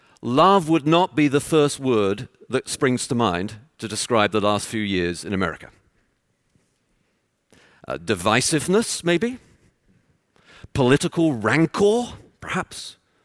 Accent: Texas, United States; born there; And as you can tell from my accent, I was born in Texas.

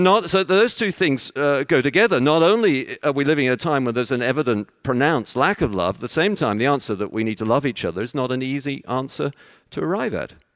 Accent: London, United Kingdom; moved away; I'm from London

